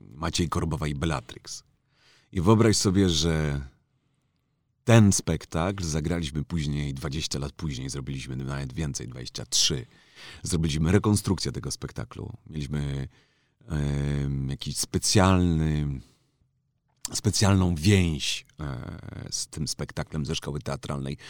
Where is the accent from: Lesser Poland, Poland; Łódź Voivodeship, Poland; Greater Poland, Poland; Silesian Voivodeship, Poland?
Lesser Poland, Poland; Kraków; jestem z Krakowa